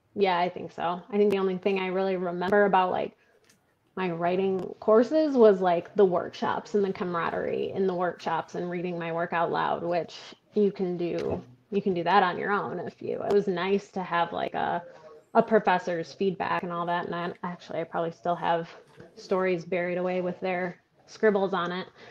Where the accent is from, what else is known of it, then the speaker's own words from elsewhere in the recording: Stockbridge, Michigan, United States; moved away as an adult; also born or lived in Grand Rapids, Michigan / Colorado; now in Lansing, United States; I was born in Stockbridge, Michigan